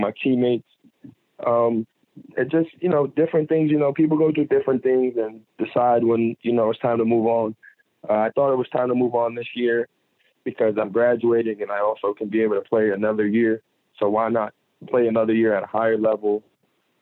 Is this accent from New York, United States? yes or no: yes; New York, United States; I'm from New York, so it's like still home too. Like, that's my first home.